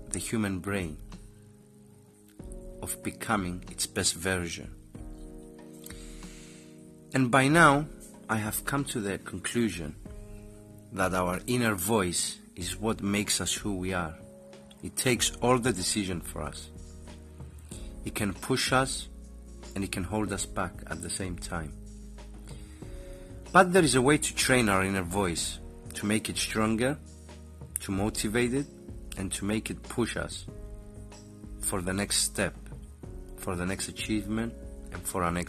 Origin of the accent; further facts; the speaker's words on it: Cyprus; I am from Cyprus and I am an entrepreneur.